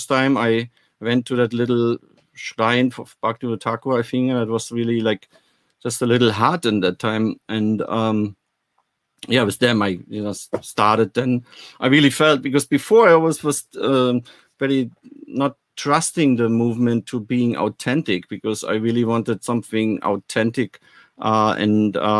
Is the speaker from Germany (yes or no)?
yes; Germany; moved away; also born or lived in West Berlin; I'm coming actually from the East